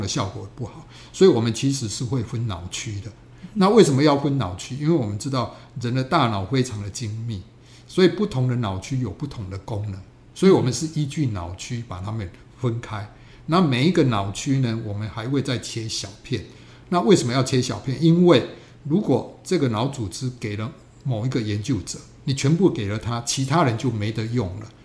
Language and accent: Chinese; Taiwan; 我们台湾人